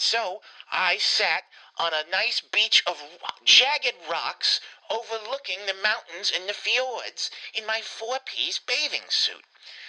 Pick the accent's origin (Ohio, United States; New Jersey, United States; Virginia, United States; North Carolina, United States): North Carolina, United States; Winston-Salem; being, of course, as you know, from Winston-Salem, as you can tell, I'm clearly from Winston-Salem